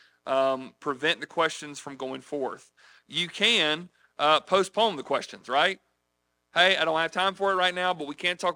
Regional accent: United States; we're here from the United States trying to spread Christianity

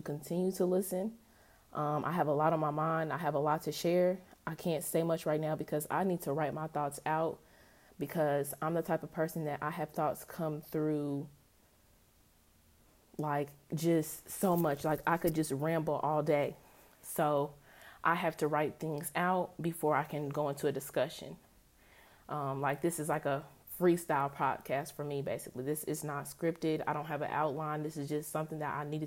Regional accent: Indianapolis, Indiana, United States; I'm from Indianapolis.

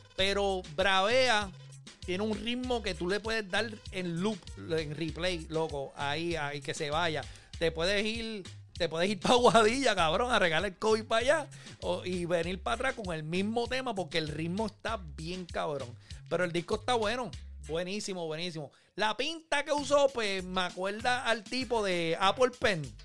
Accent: Manatí, Puerto Rico; moved away; Yo soy de Manatí

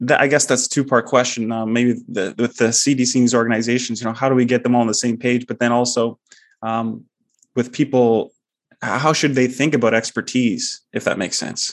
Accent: Ontario, Canada; I'm a Canadian

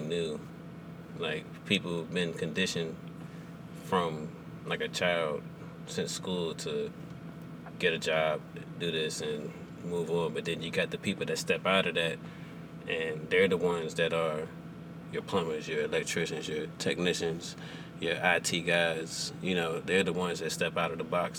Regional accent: Clinton, Maryland, United States; also born or lived in Andrews Air Force Base, Maryland / Virginia Beach, Virginia; I spent my first 5 years there before moving to the southern part of Upper Marlboro, also known as Clinton

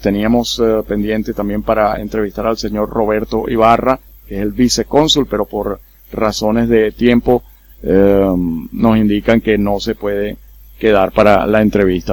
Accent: Dominican Republic; now in Curaçao; yo soy dominicano

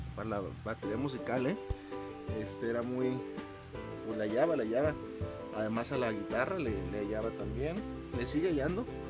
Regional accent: Mexico; Acá en México, en mi país

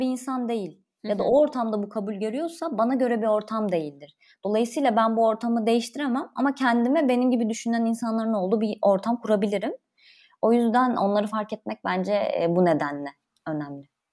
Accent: Konya, Turkey

